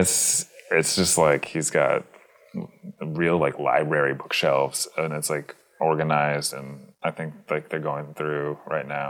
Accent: Virginia, United States; moved away as an adult; also born or lived in Chicago, United States; now in Minneapolis, United States; I born and raised in Virginia

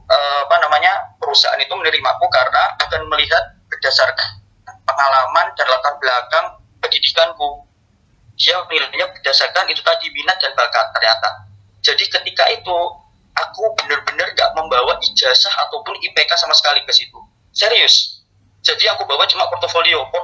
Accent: Malang, East Java, Indonesia; now in Jakarta, Indonesia; aku asli Malang uh, tinggal di Jakarta dan bekerja

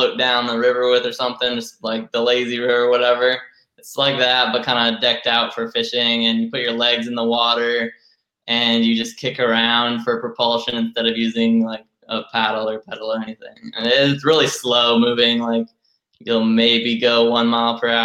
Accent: Los Angeles, California, United States; moved away; I was born and raised in Los Angeles, California.

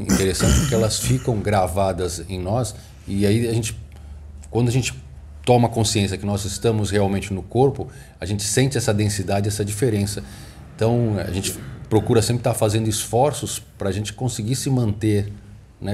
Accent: Santos, São Paulo, Brazil; eu sou de Santos

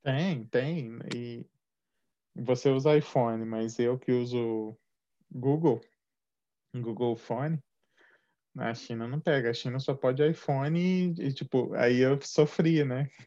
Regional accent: Juiz de Fora, Minas Gerais, Brazil; moved away; also born or lived in São Paulo; eu sou mineiro de Juiz de Fora, mas eu também morei em São Paulo por, por quase uma década

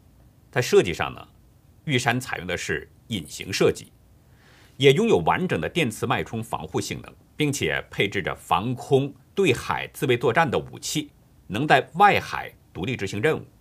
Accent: China; moved away; 作为一个身在异国他乡的中国人来说呢，

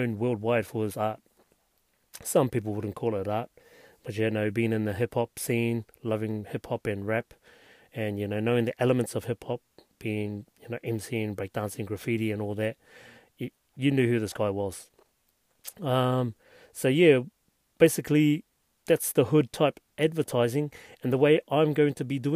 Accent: Hastings, Hawke's Bay, New Zealand; I'm from Hastings

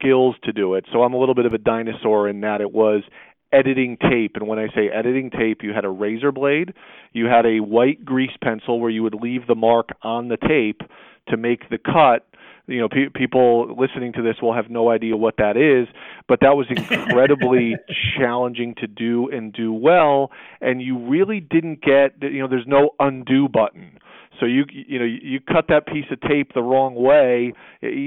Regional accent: Bristol, Connecticut, United States; also born or lived in Syracuse, New York; I was raised wonderfully by loving parents and a great family, a community here in Central Connecticut

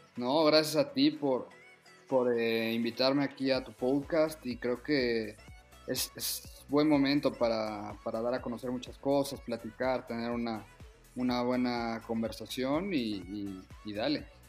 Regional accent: Mexico; soy el, primer mexicano

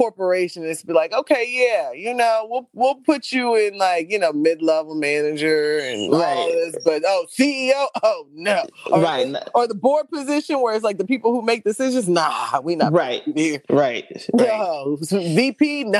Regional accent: Houston, Texas, United States; even though I'm from Houston

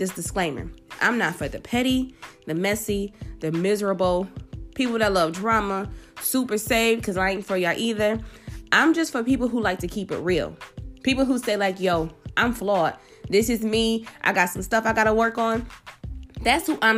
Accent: Buffalo, New York, United States; I'm originally from Buffalo, New York

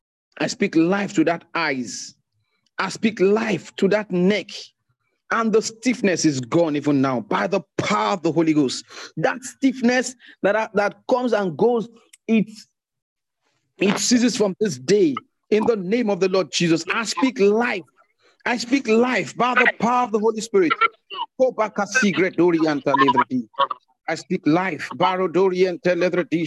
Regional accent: Zambia; from Zambia. It's my first time joining this meeting and I'm grateful.

